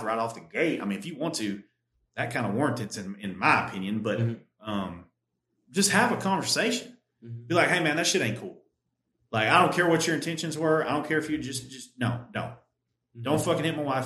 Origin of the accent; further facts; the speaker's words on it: United States; as American men